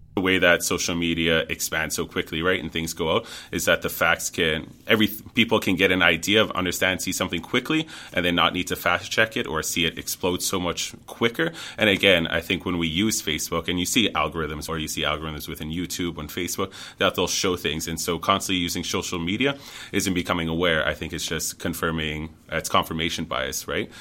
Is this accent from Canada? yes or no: yes; Frog Lake, Alberta, Canada; I'm from Frog Lake